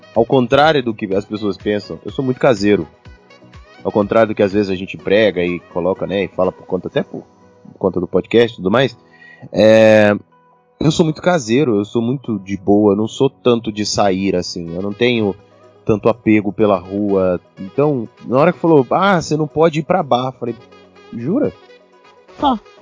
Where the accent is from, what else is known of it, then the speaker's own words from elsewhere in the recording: Brazil; somos brasileiros